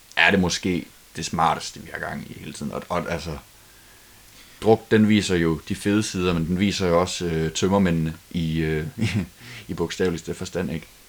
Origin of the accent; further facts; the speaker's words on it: Denmark; os som danskere